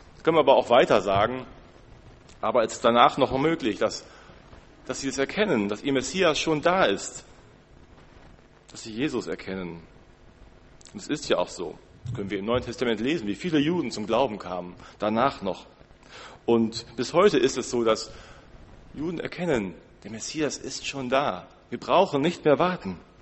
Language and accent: German; Germany; Als Deutsche